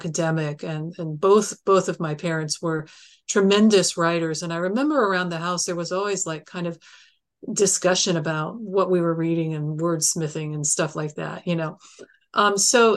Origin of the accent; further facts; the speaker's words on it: Columbus, Ohio, United States; I was born in Columbus